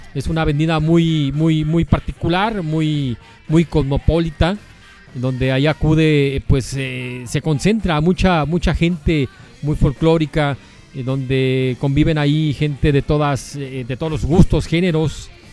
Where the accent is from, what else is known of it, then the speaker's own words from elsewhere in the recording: Guadalajara, Jalisco, Mexico; Nosotros somos de acá, de Guadalajara